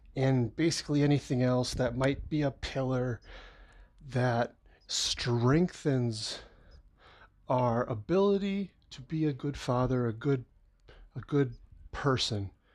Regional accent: Rochester, United States; I've been living there my whole life

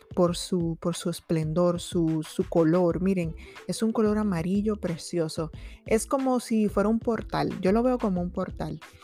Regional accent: Dominican Republic; yo soy de República Dominicana nativa

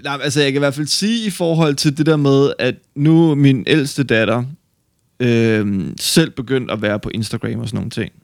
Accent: West Jutland, Denmark; jeg er oprindelig fra Kalamborg i Vestjylland

